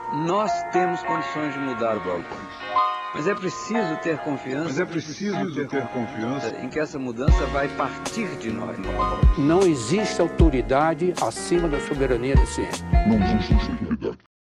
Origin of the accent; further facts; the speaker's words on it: Londrina, Paraná, Brazil; moved away as an adult; also born or lived in Florianópolis, Brazil; A minha graduação foi na Universidade Estadual de Londrina, lá do norte do Paraná, minha cidade natal.